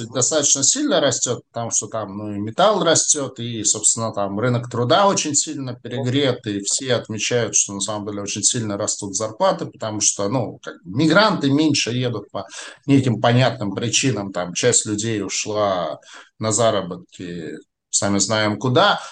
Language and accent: Russian; Saint Petersburg, Russia; я, как уроженец Петербурга, очень хорошо знаю географию Петербурга